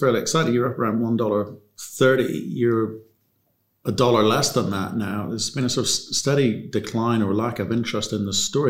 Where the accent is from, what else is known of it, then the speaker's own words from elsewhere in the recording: Brisbane, Queensland, Australia; moved away; So that's where I was born. That's my hometown. Long time ago.